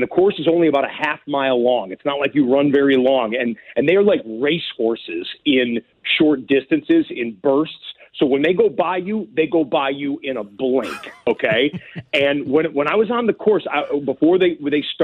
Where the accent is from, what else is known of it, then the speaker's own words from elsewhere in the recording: Detroit, Michigan, United States; I grew up in the Detroit area